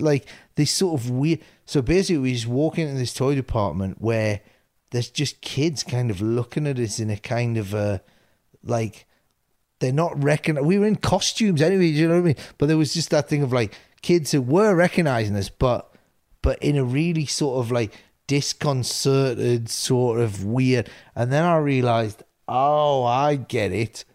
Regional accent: Newcastle upon Tyne, North East England, United Kingdom; when we were doing our previews up in Newcastle, this is my hometown

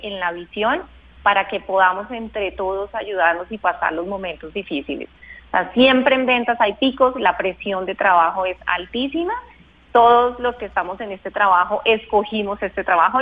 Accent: Bogotá, Colombia; nacida y crecida, criada en Bogotá

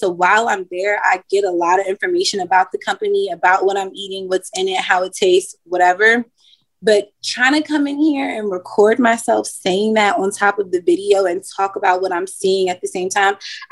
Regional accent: Washington, District of Columbia, United States; now in Richmond, United States; I'm from Washington, D.C.

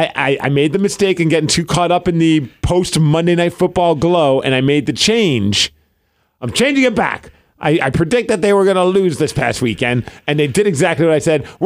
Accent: Tucson, Arizona, United States; I'm from Tuscan, Arizona.

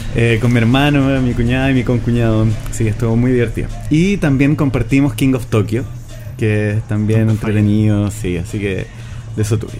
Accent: Chile; Yo soy porteño magallánico

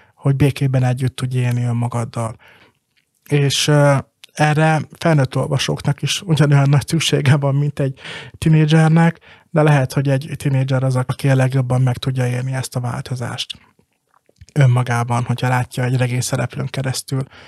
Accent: Balassagyarmat, Nógrád, Hungary; Balasagyarmaton, a szülővárosomban

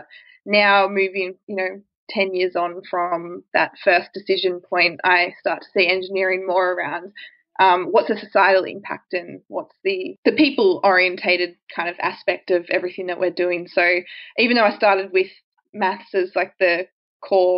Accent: Victoria, Australia; I grew up in Victoria and I studied at Monash University in Victoria

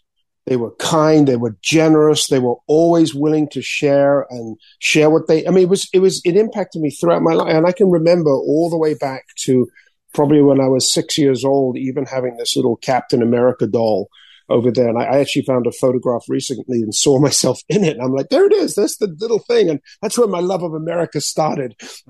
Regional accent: Spain; also born or lived in England; growing up in Spain as an English person, I was exposed to a lot of the anti-American like propaganda.

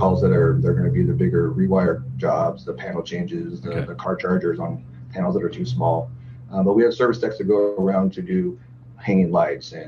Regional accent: Tacoma, Washington, United States; now in Everett, United States; I recently moved up to Everett from Tacoma. I lived in Tacoma my whole life

